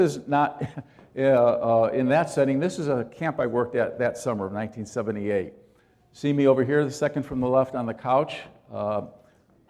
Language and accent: English; Chicago, Illinois, United States; moved away as an adult; also born or lived in Davenport, Iowa; I grew up in Chicago